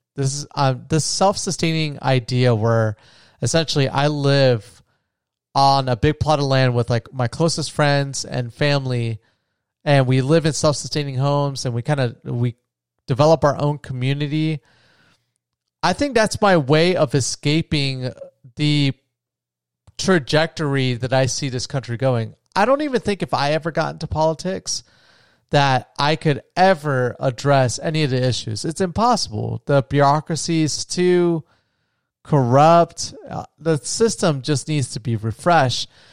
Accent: United States

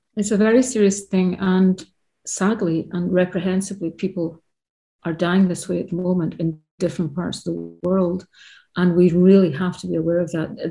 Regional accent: Scotland, United Kingdom; I grew up in Scotland

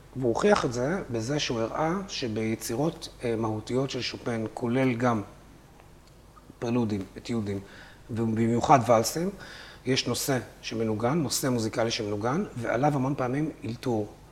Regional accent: Haifa, Haifa District, Israel; אני גדלתי בנווה שאנן בחיפה

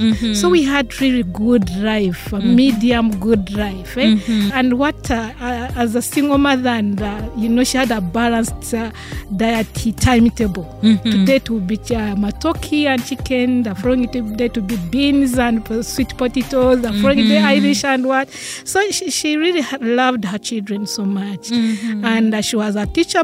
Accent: Rukungiri District, Western Region, Uganda; I was born from a small district called Rukunjiri district in Uganda, and I was brought up by a single mother

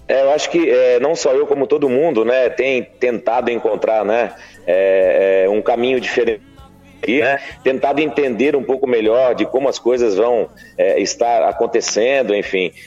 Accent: Brotas, São Paulo, Brazil; Tô na minha terra natal, em Brotas, interior de São Paulo.

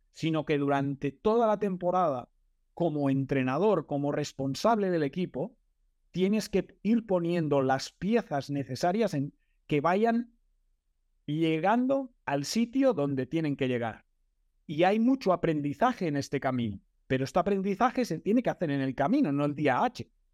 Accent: Manresa, Catalonia, Spain; Yo soy de Manresa

